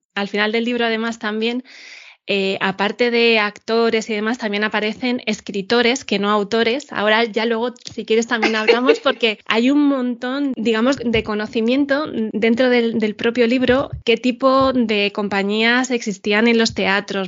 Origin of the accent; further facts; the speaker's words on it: Madrid, Community of Madrid, Spain; Yo soy madrileña, no vivo en el centro